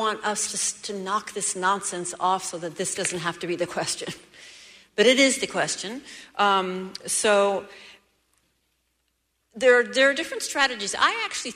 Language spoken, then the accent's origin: English; Seattle, Washington, United States; I'm from Seattle